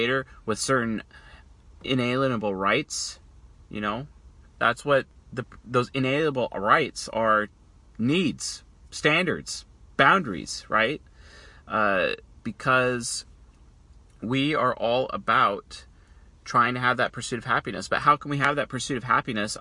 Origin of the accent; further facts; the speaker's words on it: United States; I'm an American.